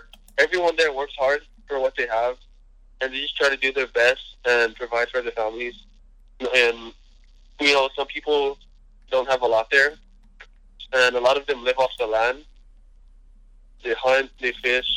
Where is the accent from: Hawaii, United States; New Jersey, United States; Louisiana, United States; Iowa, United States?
Hawaii, United States; Nanakuli; My family's from Nanakuli. It's on the west side of Oahu.